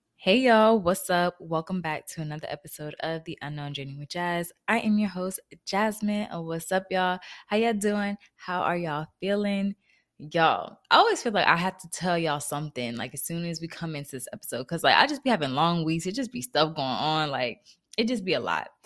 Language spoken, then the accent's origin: English; New Jersey, United States; moved away as an adult; also born or lived in Florida; I moved back to Jersey where I'm originally from